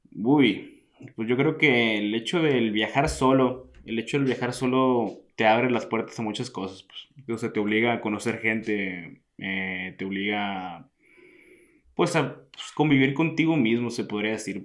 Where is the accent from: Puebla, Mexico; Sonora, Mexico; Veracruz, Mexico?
Sonora, Mexico; Hermosillo; moved away as an adult; also born or lived in Italy; soy originario de Hermosillo, Sonora, del desierto de, México.